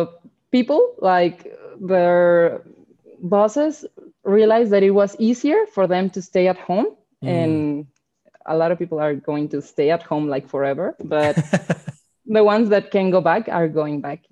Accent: Guadalajara, Jalisco, Mexico; first language Spanish; English is a second language; I'm from Guadalajara in Jalisco. You know, mariachi tequila is from here.

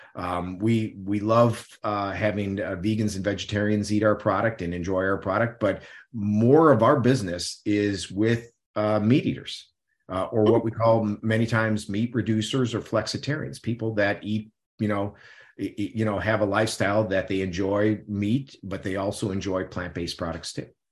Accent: Midwest, United States; I grew up in the Midwest, so I grew up in meat and potatoes

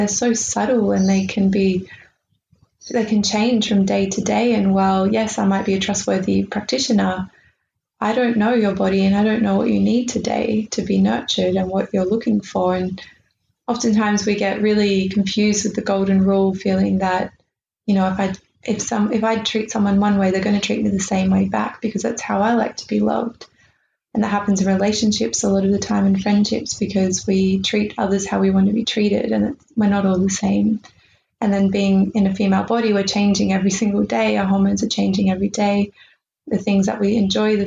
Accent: Australia; we're Australian

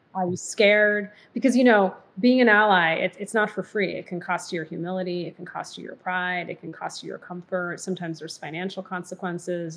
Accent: Massachusetts, United States; moved away; also born or lived in Michigan / New Jersey; I was mostly raised in Massachusetts

